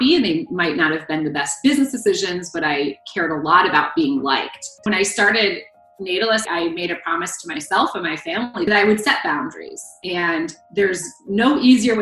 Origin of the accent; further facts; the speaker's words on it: Ohio, United States; I was born and raised in Ohio